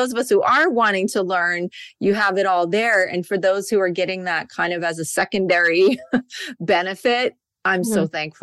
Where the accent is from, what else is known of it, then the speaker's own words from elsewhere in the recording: New York, United States; We're both from New York